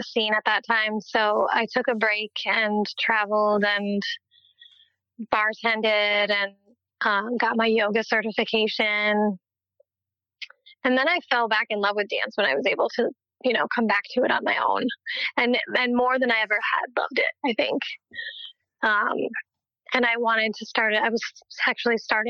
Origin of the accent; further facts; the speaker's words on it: Minnesota, United States; also born or lived in Hopkins, Minnesota / Montana; I grew up kind of around Minnesota